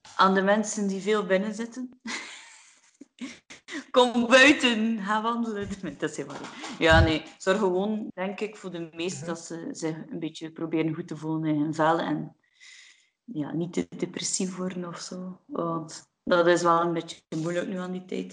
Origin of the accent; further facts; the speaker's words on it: Menen, Flanders, Belgium; ik ben eigenlijk afkomstig van Menen, hè, van, van Rek en Menen